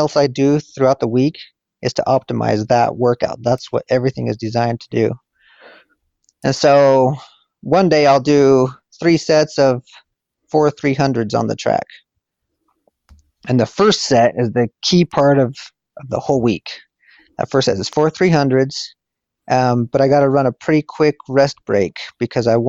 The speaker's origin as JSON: {"language": "English", "region": "Wyoming", "country": "United States", "tie": "born or raised there", "said": "I grew up in Wyoming and didn't really have coaches"}